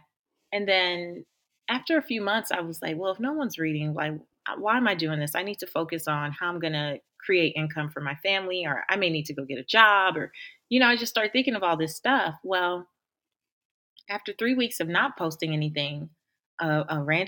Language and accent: English; Los Angeles, California, United States; moved away; I grew up in South Central Los Angeles, and I didn't grow up in the best area